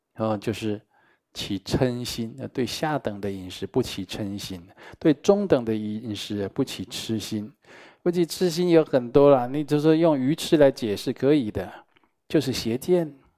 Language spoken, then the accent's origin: Chinese; Taiwan; 我们台湾人最会讲了